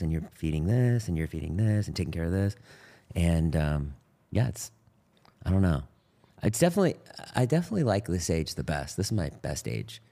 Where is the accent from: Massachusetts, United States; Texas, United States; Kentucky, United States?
Massachusetts, United States; Boston; I grew up in Boston in a suburb